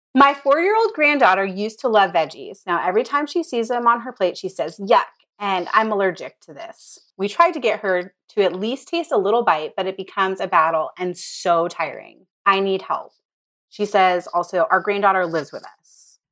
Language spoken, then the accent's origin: English; United States; I grew up in it